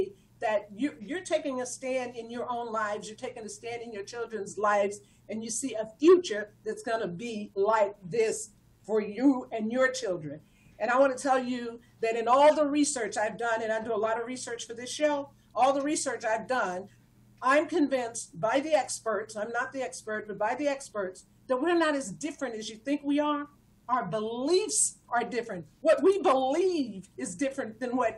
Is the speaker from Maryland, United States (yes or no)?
no; Texas, United States; moved away as an adult; also born or lived in Ohio; now in California, United States; I spent all of my productive years, growing years in Texas.